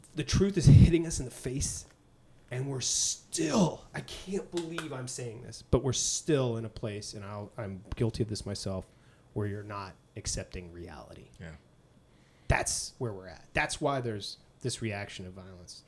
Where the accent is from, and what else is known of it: Boston, Massachusetts, United States; born or raised there; moved away